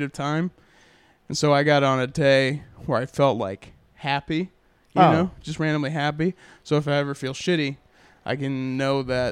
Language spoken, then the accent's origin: English; San Antonio, Texas, United States; now in Austin, United States; I was born in San Antonio, and so most of my family's about an hour and a half south